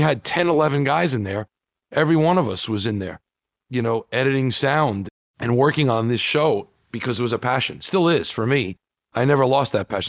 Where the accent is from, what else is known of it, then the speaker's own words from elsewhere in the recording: New York City, New York, United States; I grew up in New York and Marv Albert was doing every sport